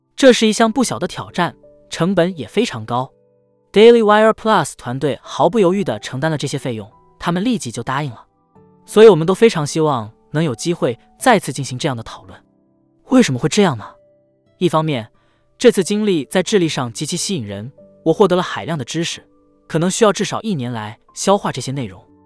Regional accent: Canada; 我们加拿大人

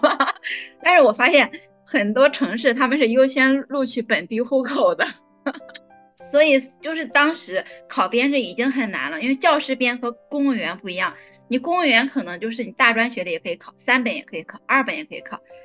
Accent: Henan, China; now in Beijing, China; 因为我是河南人

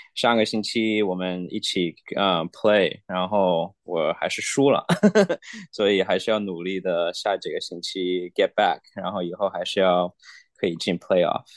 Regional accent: China; 我们中国人不是很

